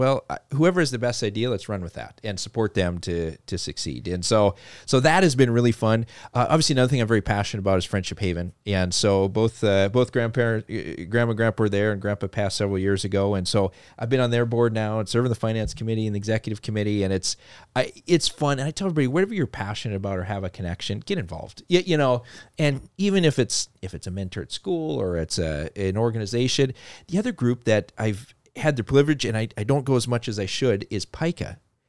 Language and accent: English; Fargo, North Dakota, United States; born there; I was born in Fargo, North Dakota. So everybody doesn't know I'm from North Dakota.